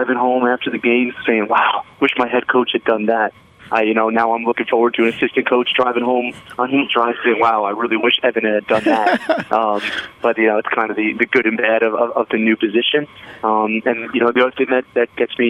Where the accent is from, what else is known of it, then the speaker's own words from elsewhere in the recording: East Brunswick, New Jersey, United States; also born or lived in Scotland; I grew up in East Brunswick, New Jersey, about 10 minutes from Rutgers University.